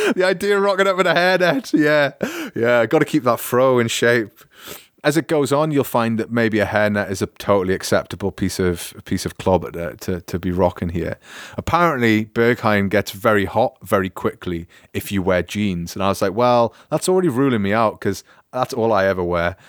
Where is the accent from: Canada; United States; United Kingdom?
United Kingdom; moved away as an adult; also born or lived in Newcastle; now in Augsburg, Germany; as a British person